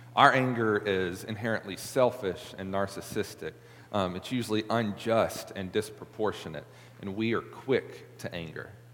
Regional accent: Middle Tennessee, United States; now in Memphis, United States; I came from Middle Tennessee

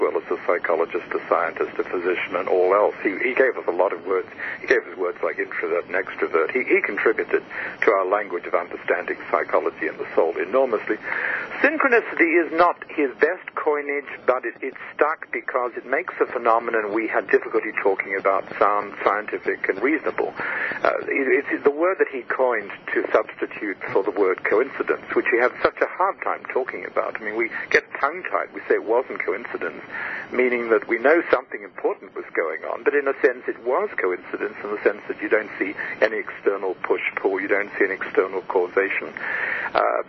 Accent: Australia; moved away as an adult; I was born in Australia

